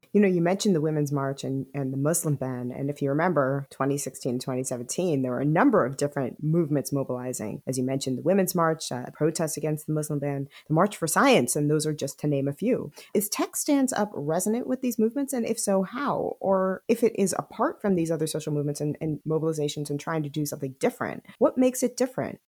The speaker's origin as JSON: {"language": "English", "area": "Silicon Valley", "region": "California", "country": "United States", "said": "I am from Silicon Valley"}